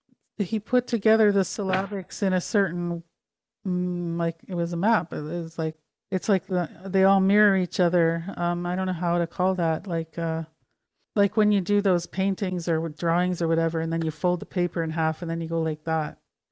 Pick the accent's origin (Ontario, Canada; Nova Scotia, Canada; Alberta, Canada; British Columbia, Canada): Alberta, Canada; Calgary; born there; I was born in Calgary, but I haven't been in Alberta in many, many years.